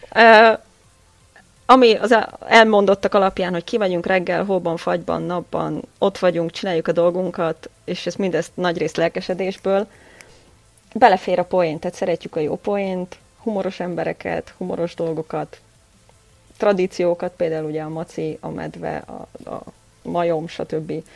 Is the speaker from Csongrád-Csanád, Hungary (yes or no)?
no; Győr, Győr-Moson-Sopron, Hungary; moved away as an adult; now in Vienna, Austria; győri születésű vagyok